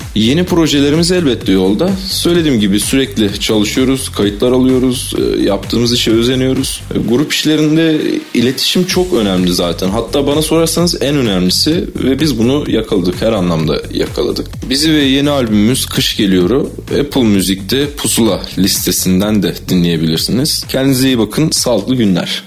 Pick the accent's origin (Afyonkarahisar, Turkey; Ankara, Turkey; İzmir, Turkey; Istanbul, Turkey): Ankara, Turkey; Ankara doğumluyum ve Ankara'da yaşıyorum.